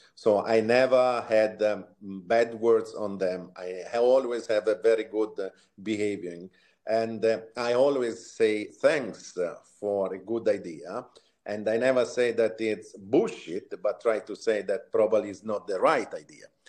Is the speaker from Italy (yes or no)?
yes; Sansepolcro, Tuscany, Italy; moved away; originally, I'm from uh, Italy, Tuscany, a small villa, let's say, a small city near uh, Florence. It's called San Sepolcro